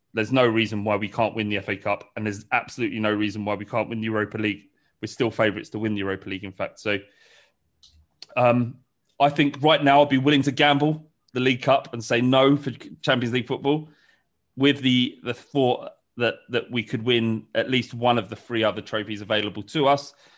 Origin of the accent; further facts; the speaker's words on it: London, United Kingdom; I grew up in Holloway. I grew up around Highbury